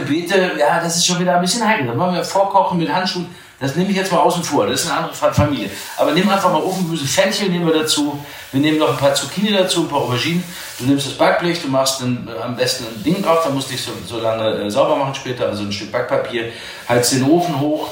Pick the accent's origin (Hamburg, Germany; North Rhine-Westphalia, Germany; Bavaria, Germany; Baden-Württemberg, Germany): North Rhine-Westphalia, Germany; Dortmund; moved away; also born or lived in Cologne / Wuppertal; als Borusse, als gebürtiger Dortmunder, schwarzer Hals, gelbe Zähne, wie das bei uns heißt